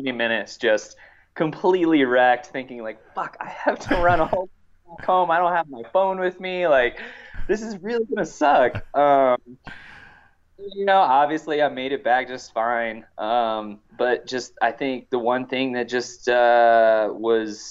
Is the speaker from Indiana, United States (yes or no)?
yes; Indiana, United States; now in Silverton, United States; I grew up in the Hoosier State